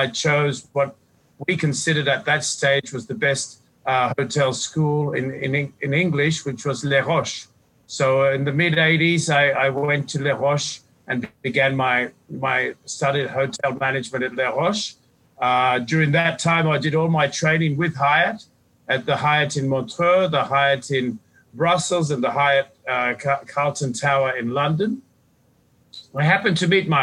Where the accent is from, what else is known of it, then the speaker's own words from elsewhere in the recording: Fiji; also born or lived in Australia / Sydney, Australia; now in Punta Mita, Mexico; I was born and brought up in the Fiji Islands just over 50 years ago, educated in Australia